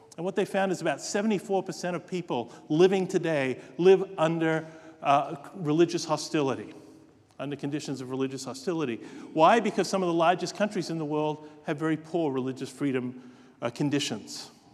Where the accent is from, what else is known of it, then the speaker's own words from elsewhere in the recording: Australia; moved away; Australia, in my home state there